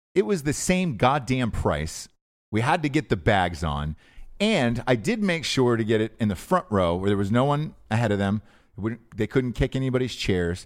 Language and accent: English; Atlanta, Georgia, United States; I'm from Atlanta